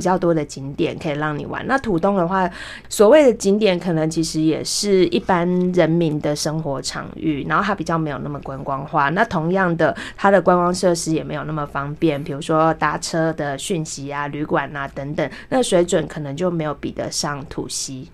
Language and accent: Chinese; Taiwan; 我是台湾人